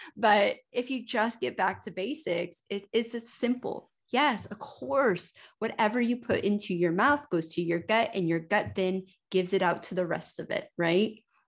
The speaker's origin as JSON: {"language": "English", "country": "United States", "tie": "born or raised there", "also_born_or_lived": "Denver, Colorado / United Kingdom", "moved": "yes", "said": "I spent almost fourteen years in the United Kingdom, and I grew up in America. I was actually born in Denver"}